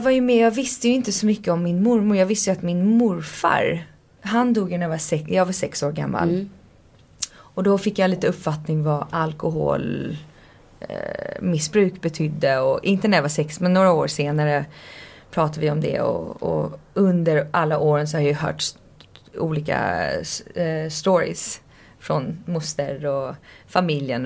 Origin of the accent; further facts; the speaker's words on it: Canada; jag växte upp i Kanada.